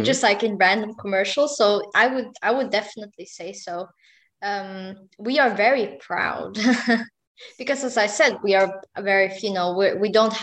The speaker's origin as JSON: {"language": "English", "country": "Sweden"}